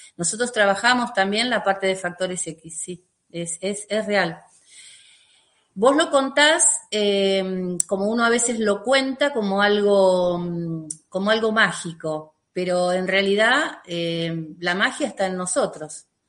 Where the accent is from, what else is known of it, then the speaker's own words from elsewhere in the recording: Lavallol, Buenos Aires Province, Argentina; vivo en la Argentina, eh, y vivo en el lugar que nací, o sea, en mi pueblo, Lavallol, eh, ahí es donde yo vivo